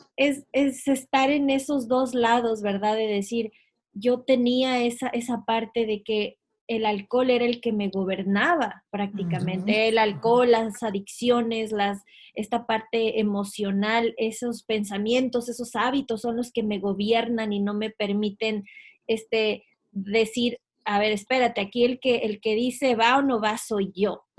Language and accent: Spanish; Ecuador; moved away as an adult; yo soy de Ecuador y yo, recuerdo estar cuando tenía pues 17, 18 años, me iba a la universidad